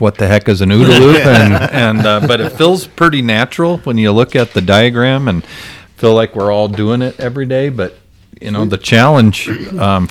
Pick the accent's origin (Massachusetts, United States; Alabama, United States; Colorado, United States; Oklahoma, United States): Colorado, United States; Greeley; now in Denver, United States; I grew up in Greeley, know Fort Morgan very well